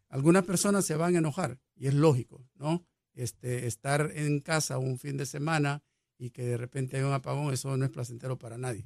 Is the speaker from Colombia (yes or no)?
no; El Salvador; also born or lived in Mexico / Israel / Chile / Peru; now in Puerto Rico; yo soy salvadoreño por nacimiento